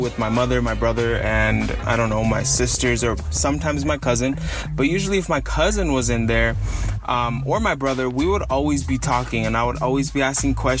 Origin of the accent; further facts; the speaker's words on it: San Francisco Bay Area, California, United States; also born or lived in Los Angeles County, California; I'm from the San Francisco Bay Area, just north of San Francisco